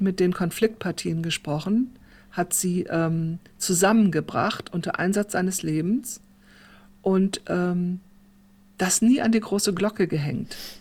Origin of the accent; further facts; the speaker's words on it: Germany; moved away as an adult; also born or lived in South Africa; als Deutsche